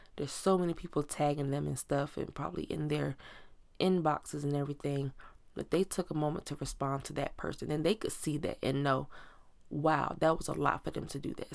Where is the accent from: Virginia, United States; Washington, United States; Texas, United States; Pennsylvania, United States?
Virginia, United States; Virginia Beach; moved away; we're from Virginia Beach, Virginia